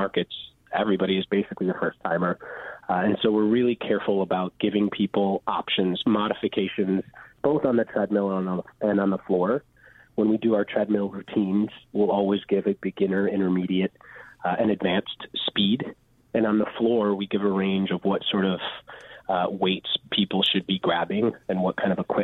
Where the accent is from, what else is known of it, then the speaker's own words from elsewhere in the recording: Chicago, Illinois, United States; I'm actually born and raised in Chicago